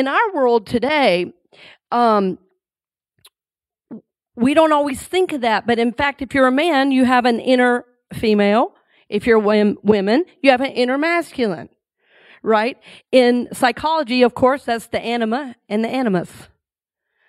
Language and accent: English; Red Oak, Georgia, United States; growing up in Red Oak, Georgia